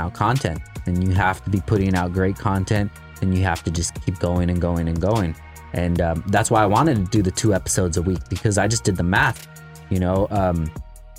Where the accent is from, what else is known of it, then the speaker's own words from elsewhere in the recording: California, United States; I'm from California